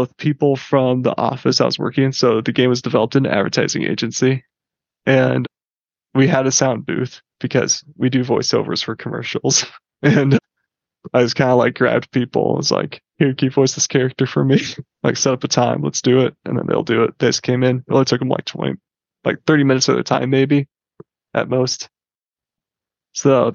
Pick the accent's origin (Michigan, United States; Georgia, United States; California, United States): Michigan, United States; Grand Rapids; I grew up in Grand Rapids, Michigan.